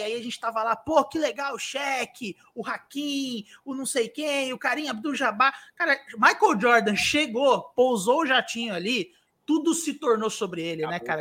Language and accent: Portuguese; Santo André, São Paulo, Brazil; eu sou de Santo André